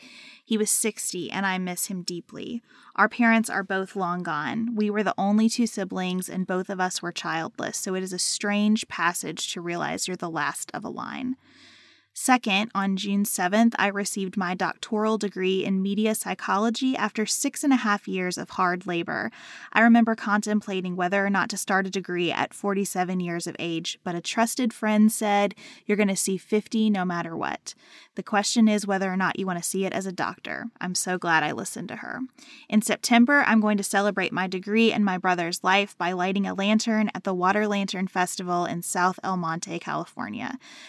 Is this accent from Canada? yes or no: yes; Canada; I'm taking 18 months, so thankful that's an option for me as a Canadian.